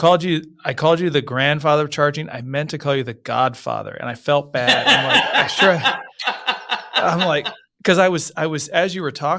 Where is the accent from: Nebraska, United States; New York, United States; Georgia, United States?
Nebraska, United States; Lincoln; I grew up in Lincoln, Nebraska.